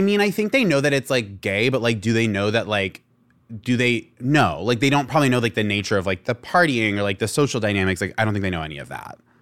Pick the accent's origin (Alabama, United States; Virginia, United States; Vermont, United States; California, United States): Vermont, United States; moved away; also born or lived in Rhode Island; I moved from Rhode Island to Vermont